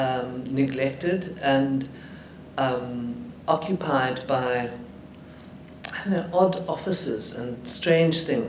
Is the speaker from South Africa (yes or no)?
yes; Johannesburg, Gauteng, South Africa; when I was growing up in Johannesburg